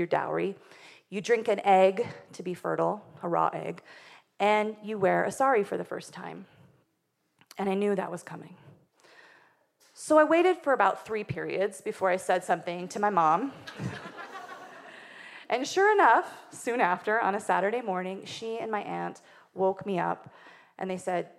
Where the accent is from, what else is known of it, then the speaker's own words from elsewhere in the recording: Wyoming, United States; I grew up in Wyoming, which is not only the least populated state, it's also probably the whitest